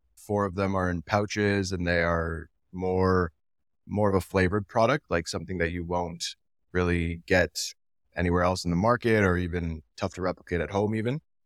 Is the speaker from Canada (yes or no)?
yes; Canada; I'm from Canada